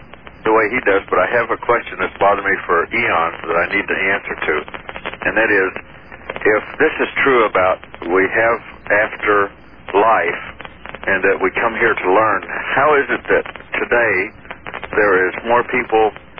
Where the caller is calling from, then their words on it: Fairbanks, Alaska, United States; I'm calling from Fairbanks, Alaska.